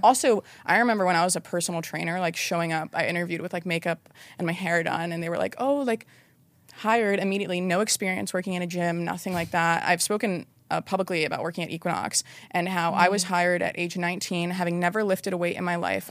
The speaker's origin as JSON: {"language": "English", "region": "North Carolina", "country": "United States", "tie": "born or raised there", "said": "I grew up like in North Carolina and my parents were very traditional"}